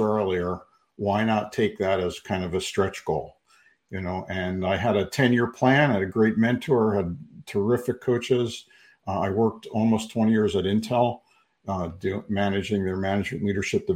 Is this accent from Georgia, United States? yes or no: no; Philadelphia, Pennsylvania, United States; moved away as an adult; now in Phoenix, United States; I was born and raised in Philly, and went to school there in Philadelphia, moved out to Arizona about 30 years ago